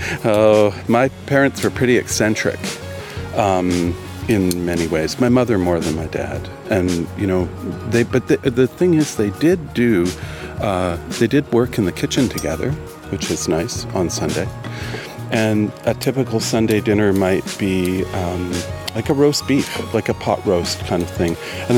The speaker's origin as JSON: {"language": "English", "town": "Almonte", "region": "Ontario", "country": "Canada", "tie": "born or raised there", "also_born_or_lived": "Ottawa, Ontario", "said": "So they had the mills in Elmont, Ontario, where I grew up. I was born in Ottawa, my dad was born in Toronto, and my mom was born in Montclair, New Jersey."}